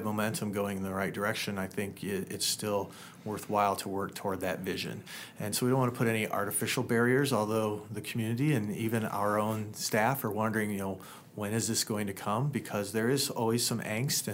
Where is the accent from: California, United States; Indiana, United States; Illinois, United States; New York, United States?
Indiana, United States; now in La Crosse, United States; I come from Indiana, and my parents still live there